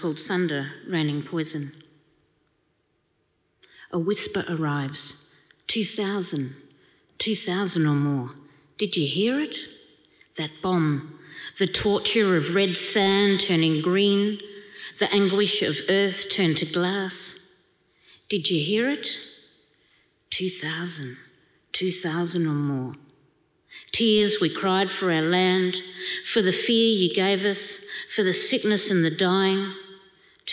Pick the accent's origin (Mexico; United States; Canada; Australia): Australia